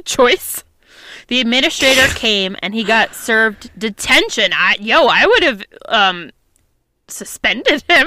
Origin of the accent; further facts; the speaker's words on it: United States; we grew up near New York City